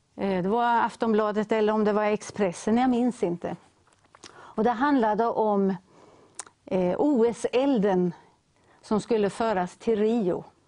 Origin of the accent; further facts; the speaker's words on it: Ödeshög, Östergötland, Sweden; now in Linköping, Sweden; vårt lilla missionshus hemma i Ödeshög, där vi kommer ifrån